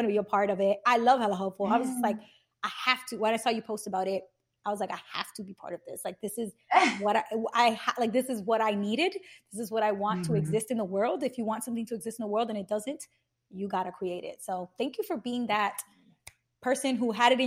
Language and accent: English; New York City, New York, United States; I'm from Brooklyn